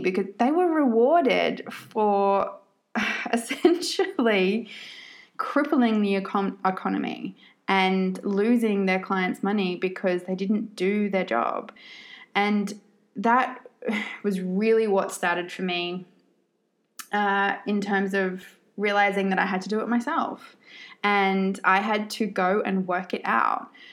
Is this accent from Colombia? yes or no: no; Australia; also born or lived in Sydney, Australia; I am born and bred Australian, but I have lived all around the world in different places for periods of time.